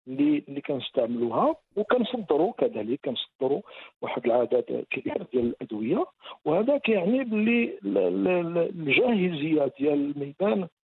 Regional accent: Morocco; عندنا في المغرب

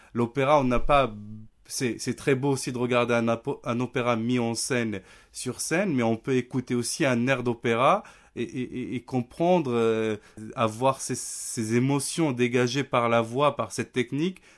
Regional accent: Nador, Oriental, Morocco; moved away; also born or lived in Rabat / Paris; j'ai grandi à Nador avec ma famille

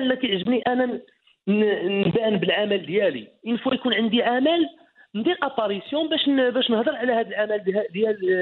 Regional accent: Ait Ichou / near Khemisset, Rabat-Salé-Kénitra, Morocco; moved away; also born or lived in France; انا من تيم كساوين يعني قريب للخميسات

